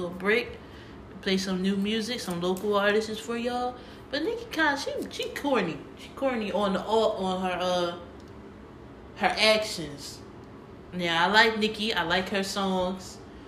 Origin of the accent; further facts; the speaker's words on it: Philadelphia, Pennsylvania, United States; we're from Philly